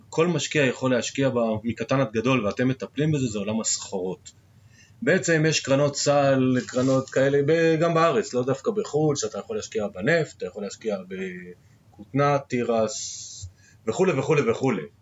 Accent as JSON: {"language": "Hebrew", "country": "Israel", "said": "אנחנו ישראלים"}